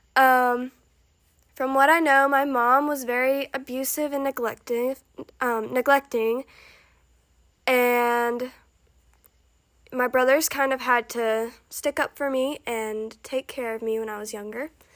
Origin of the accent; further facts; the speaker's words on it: Alabama, United States; I am from Alabama. If you can't tell, cause I just I just said y'all